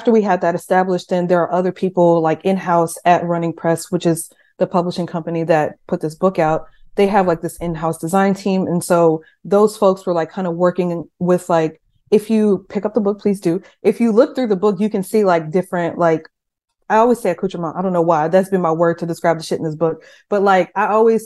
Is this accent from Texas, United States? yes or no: yes; Seguin, Texas, United States; My town is very small. I'm from Seguin, Texas, which is like population 25,000 people